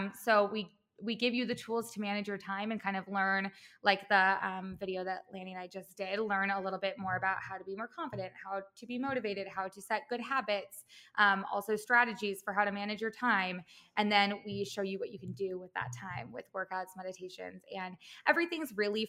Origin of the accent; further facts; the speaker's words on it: Midwest, United States; also born or lived in Chicago / Los Angeles; now in New York City, United States; I've kind of lived all over. I'm from the Midwest. I went to school in Chicago, and then I moved